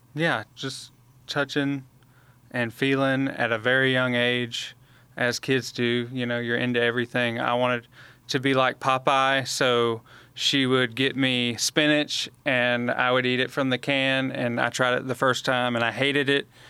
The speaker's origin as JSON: {"language": "English", "town": "Montgomery", "region": "Alabama", "country": "United States", "tie": "born or raised there", "said": "I was born and raised in Montgomery"}